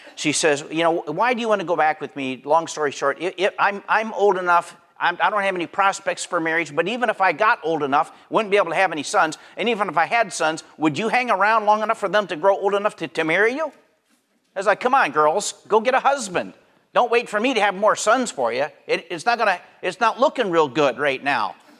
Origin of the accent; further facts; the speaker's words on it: Pennsylvania, United States; I grew up in Pennsylvania